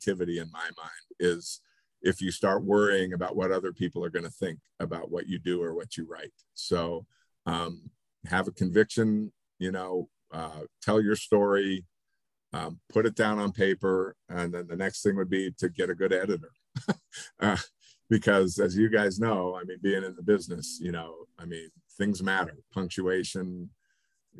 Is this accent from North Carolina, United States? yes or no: no; Reno, Nevada, United States; now in Colorado Springs, United States; Growing up in Reno